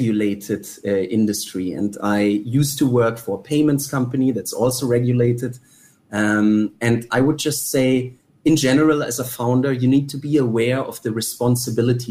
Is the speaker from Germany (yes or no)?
yes; Germany; now in Singapore; I am originally from Germany, but I think, so first of all, Singapore is my home